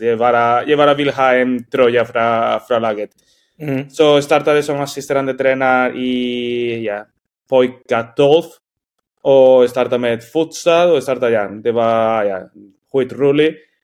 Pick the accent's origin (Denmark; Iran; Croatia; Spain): Spain; Swedish is a second language; moved away as an adult; also born or lived in Norway; now in Sweden; jag är från Spanien